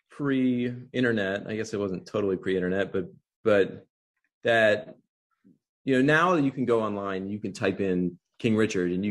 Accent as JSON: {"language": "English", "town": "Wilmington", "region": "Delaware", "country": "United States", "tie": "born or raised there", "also_born_or_lived": "Baltimore", "moved": "as an adult", "said": "I grew up in Wilmington, Delaware, um, so not too far from Baltimore. But then I had a lot of family that also lived in Baltimore"}